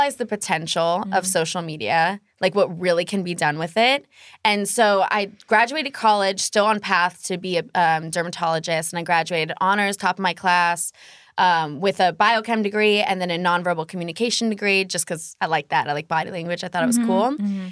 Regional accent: San Francisco Bay Area, California, United States; moved away as an adult; also born or lived in Arizona; I grew up in San Francisco Bay Area

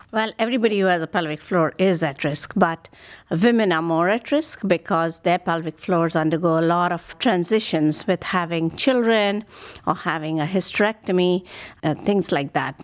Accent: India; moved away as an adult; now in Cleveland, United States; I grew up in India and I did my medical training there

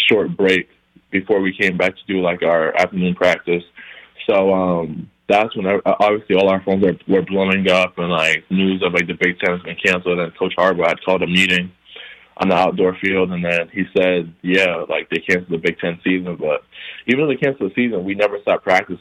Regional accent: Providence, Rhode Island, United States; born or raised there; also born or lived in Guinea / Liberia

